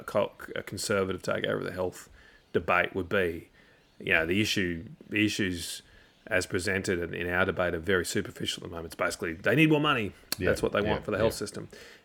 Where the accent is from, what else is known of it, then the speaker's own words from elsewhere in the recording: Logan, Queensland, Australia; also born or lived in Canberra; It wasn't really in my life plans as a kid growing up in Logan and had lived his adult life in Canberra.